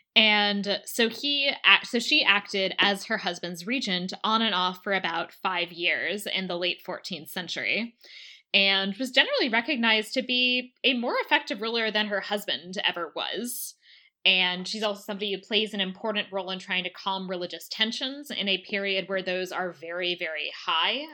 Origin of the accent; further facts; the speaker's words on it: Maryland, United States; the state that I grew up